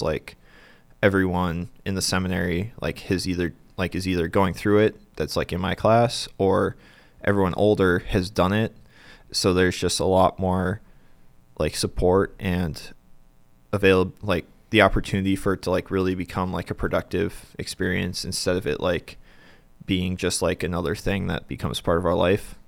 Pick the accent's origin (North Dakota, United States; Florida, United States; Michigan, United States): North Dakota, United States; Bismarck; moved away as an adult; now in Denver, United States; I'm originally from Bismarck